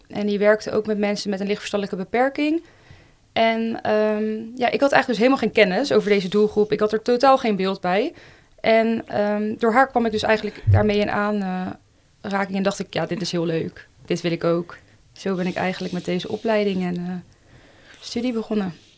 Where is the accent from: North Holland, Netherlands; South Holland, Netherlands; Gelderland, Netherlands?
South Holland, Netherlands; Leiden; Ik eh, ben geboren en getogen in Leiden